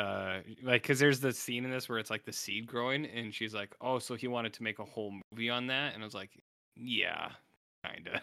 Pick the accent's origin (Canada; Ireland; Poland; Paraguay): Canada; also born or lived in United States; being a Canadian